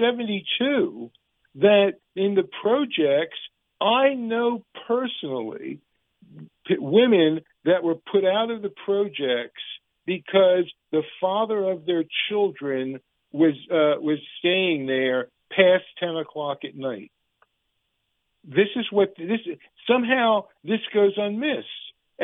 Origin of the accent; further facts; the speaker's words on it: United States; And this is my country. I'm not a color. I'm an American.